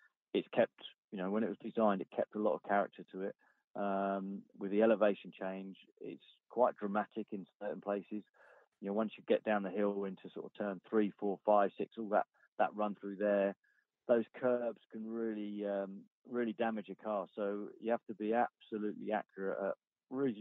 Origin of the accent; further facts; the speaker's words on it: United Kingdom; as a British driver